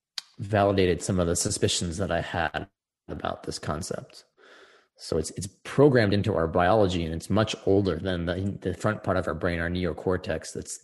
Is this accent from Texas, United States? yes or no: yes; Texas, United States; Something like where you're born, you know, I'm from Texas.